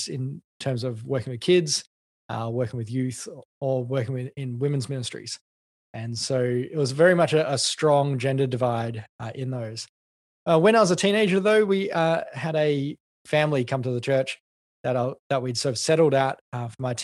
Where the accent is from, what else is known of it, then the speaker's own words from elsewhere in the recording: Canberra, Australian Capital Territory, Australia; moved away as an adult; also born or lived in Adelaide / Melbourne; I grew up in Canberra, and then I moved to Adelaide as a young adult.